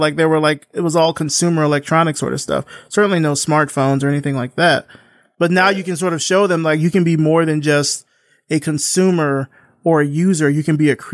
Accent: South Central Alabama, United States; I'm from South Alabama, well, like South Central Alabama

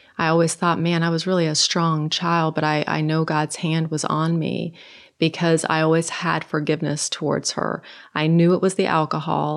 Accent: Norway; moved away; originally I'm from Norway, and all of my family in Norway are unbelievers

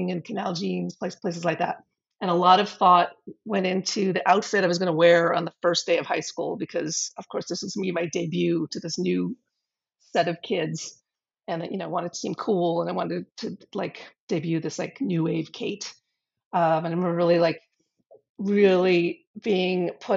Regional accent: New York City, New York, United States; growing up in the West Village in the late 70s

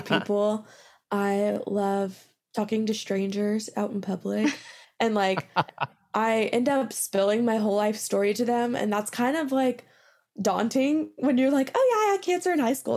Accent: Midland, Texas, United States; I'm originally from Midland, Texas

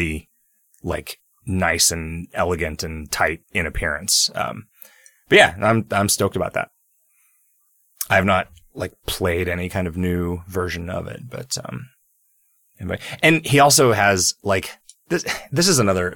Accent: United States; I'm American

